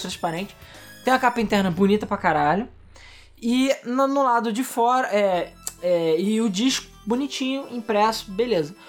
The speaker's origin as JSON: {"language": "Portuguese", "country": "Brazil", "lives_now": "Rio de Janeiro, Brazil", "said": "a gente é brasileiro"}